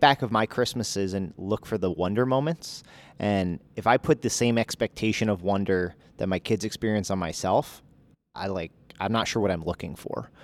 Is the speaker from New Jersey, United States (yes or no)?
yes; New Jersey, United States; moved away; I'm from Jersey